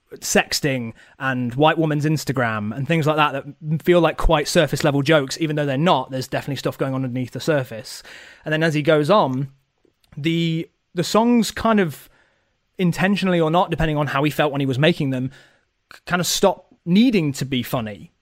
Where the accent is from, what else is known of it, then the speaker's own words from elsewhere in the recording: Nottingham, East Midlands, United Kingdom; I'm from Nottingham